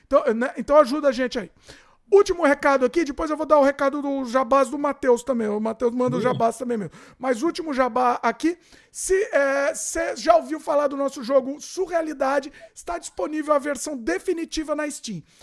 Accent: São Paulo, Brazil; Sou de São Paulo.

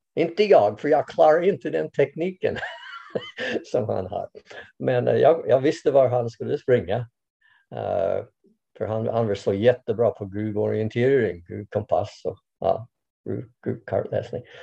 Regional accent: Canada; Swedish is a second language; moved away as an adult; now in Sweden; Jag kommer från Kanada från början

